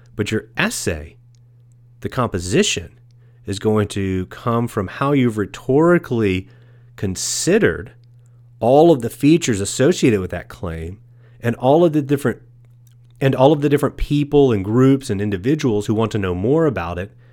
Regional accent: East Texas, United States; I was born and raised in East Texas

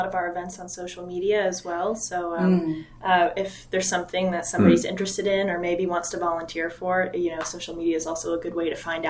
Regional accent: Vermont, United States; moved away as an adult; now in New Hampshire, United States; I love Vermont. I'm from Vermont and the New England area, New Hampshire.

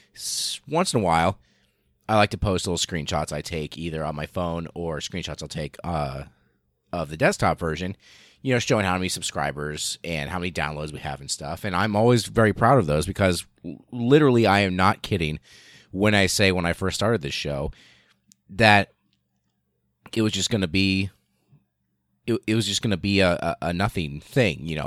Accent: the middle of the United States, Midwest, United States; almost literally in the middle of the United States, and I was born and raised here. I am American

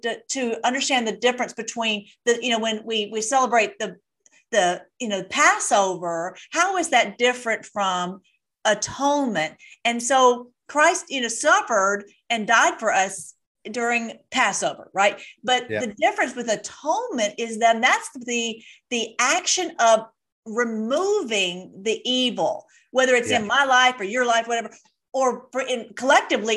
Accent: United States; as being an American

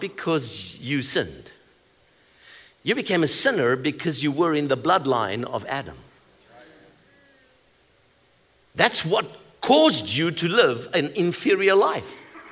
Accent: South Africa; I come from South Africa

